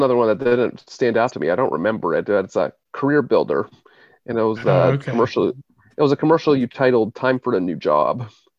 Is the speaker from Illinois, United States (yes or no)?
no; Philadelphia, Pennsylvania, United States; we're from Philadelphia